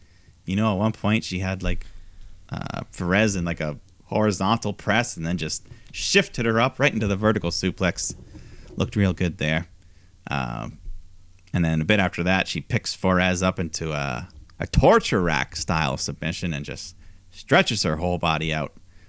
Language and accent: English; Iowa, United States; born there; Well, my mother was from Norway, but I was born in Iowa.